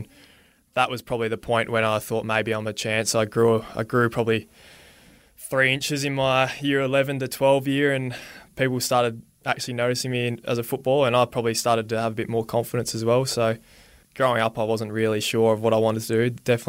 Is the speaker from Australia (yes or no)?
yes; Robe, South Australia, Australia; I grew up in Robe. I think a lot of people know, especially in South Australia, where Robe is, and it's obviously 3 hours south of Adelaide, but grew up down there in the seaside town